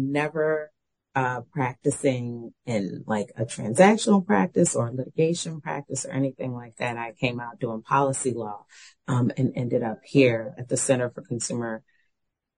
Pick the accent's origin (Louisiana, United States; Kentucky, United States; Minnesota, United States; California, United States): Louisiana, United States; New Orleans; moved away; I'm from New Orleans